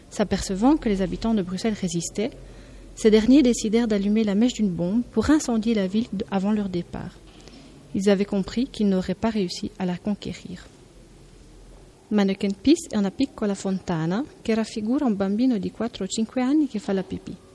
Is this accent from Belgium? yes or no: yes; Wallonia, Belgium; first language French; Italian is a second language; vengo dal Belgio, eh, una, una parte del Belgio che è la Valonia, dove la lingua è il francese.